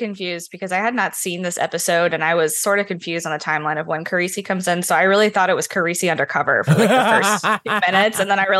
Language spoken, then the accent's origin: English; the South, United States; I'm a Southerner